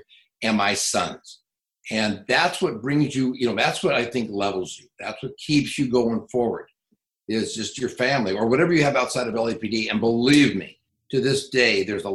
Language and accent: English; San Fernando Valley, California, United States; I came from the San Fernando Valley.